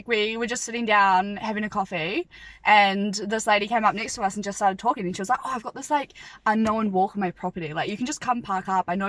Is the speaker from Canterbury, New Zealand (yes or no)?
no; Martinborough, Wellington, New Zealand; from Martinborough.